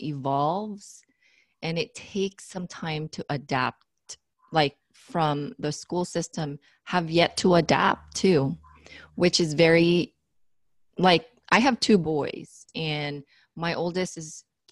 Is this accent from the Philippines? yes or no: yes; Philippines; moved away; I was raised in the Philippines